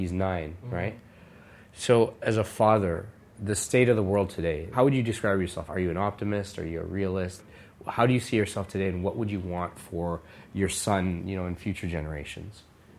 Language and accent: English; Canada; because it's birthplace of my family and, you know, in many ways it feels like roots, even though I was born and raised in Canada.